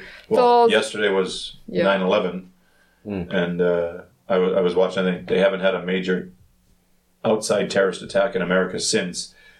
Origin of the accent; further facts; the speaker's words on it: Canada; moved away as an adult; now in South Korea; Growing up in Canada